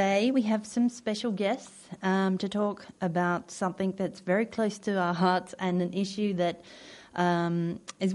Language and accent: English; Australia; moved away as an adult; I introduced myself as a British person, but actually I grew up in Australia